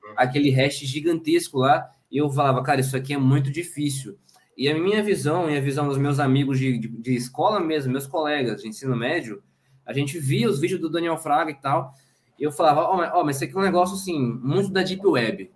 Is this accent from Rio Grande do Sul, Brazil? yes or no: no; Espírito Santo, Brazil; moved away as an adult; now in Pernambuco, Brazil; eu nasci e cresci no Espírito Santo. Eu sou capixaba